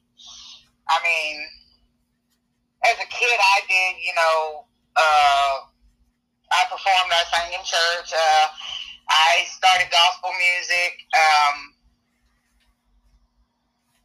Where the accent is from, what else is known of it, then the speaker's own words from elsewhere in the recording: Thomasville, later near Atlanta, Georgia, United States; moved away as an adult; now in Nashville, United States; I was born in Thomasville, Georgia, down by the Florida line, about 30 minutes away from Tallahassee, Florida. Grew up down there for a while and then moved a little